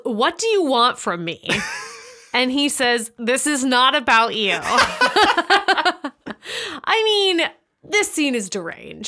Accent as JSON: {"language": "English", "country": "United States", "said": "as an American"}